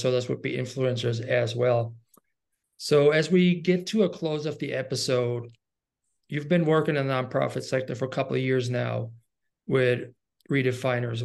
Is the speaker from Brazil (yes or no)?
no; Germany; I'm from Germany